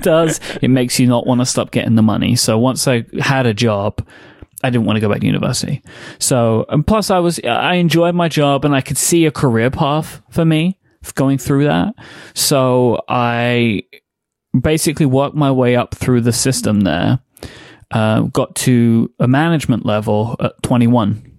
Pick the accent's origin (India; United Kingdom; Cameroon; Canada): United Kingdom; London; born and raised in still, uh, London, England. Um, grew up in East London.